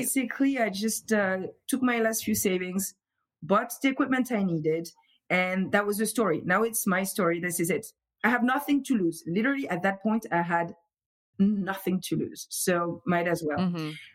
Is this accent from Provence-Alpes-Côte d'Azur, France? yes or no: no; Montfermeil, Île-de-France, France; accent: French; English is a second language; moved away as an adult; also born or lived in Paris; now in Providence, United States; I'm from Montfermeil, which is right outside of Paris, and uh, so uh, mostly like grew up there, studied in Paris